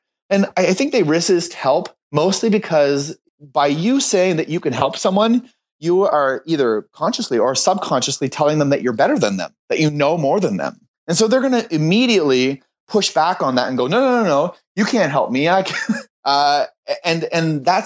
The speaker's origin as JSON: {"language": "English", "town": "Moncton", "region": "New Brunswick", "country": "Canada", "tie": "born or raised there", "also_born_or_lived": "Ottawa", "moved": "as an adult", "said": "I was living in Ottawa at the time, but I'm from Moncton. I grew up here"}